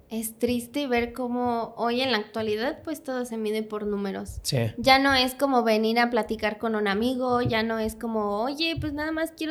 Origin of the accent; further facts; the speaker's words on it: Puebla, Mexico; quiero entrar, soy de Puebla, si te sirve.